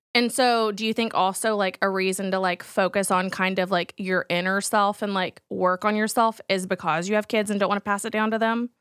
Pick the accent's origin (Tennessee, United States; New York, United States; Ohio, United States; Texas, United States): Texas, United States; as a Texan